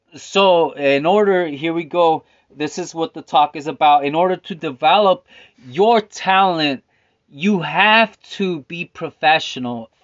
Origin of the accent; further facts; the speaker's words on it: Stockton, California, United States; also born or lived in Philadelphia; I was born in French Camp Stockton